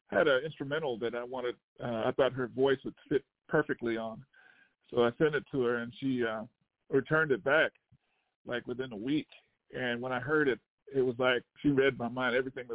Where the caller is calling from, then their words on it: Southern New Jersey, United States; I'm calling from New Jersey.